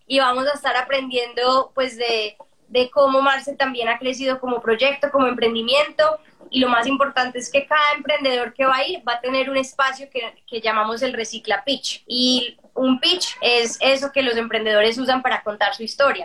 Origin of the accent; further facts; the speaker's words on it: Colombia; como colombianos